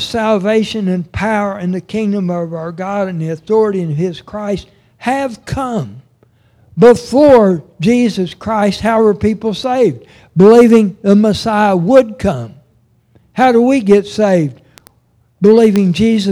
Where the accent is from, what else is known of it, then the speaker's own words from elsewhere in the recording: Oklahoma, United States; also born or lived in Arkansas; As a kid, when we moved back to Oklahoma from Arkansas, we moved to Oshelita